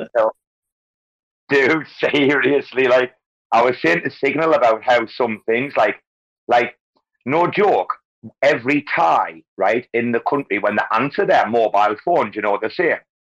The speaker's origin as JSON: {"language": "English", "region": "North East England", "country": "United Kingdom", "moved": "yes", "lives_now": "Bangkok, Thailand", "said": "northeast, northeast England"}